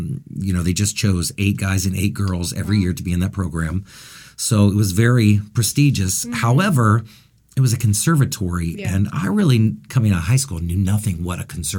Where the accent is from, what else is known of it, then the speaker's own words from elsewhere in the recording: Findlay, Ohio, United States; I grew up in Findlay, Ohio, mm-hmm. which is a smaller town of about 40 to 45,000.